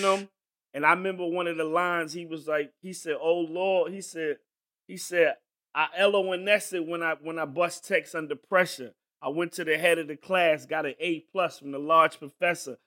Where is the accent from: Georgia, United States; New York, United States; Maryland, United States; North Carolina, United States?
North Carolina, United States; I grew up in North Carolina